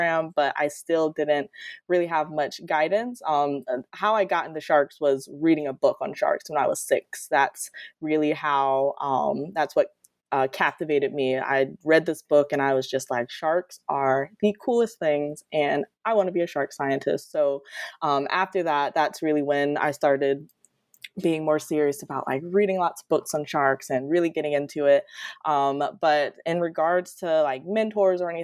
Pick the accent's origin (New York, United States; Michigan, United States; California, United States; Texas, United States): Michigan, United States; Detroit; moved away as an adult; now in Florida, United States; I'm originally from Detroit, Michigan, actually, and grew up accessing the ocean through books and things like that. So I moved to Florida for my undergrad, and I've been in Florida ever since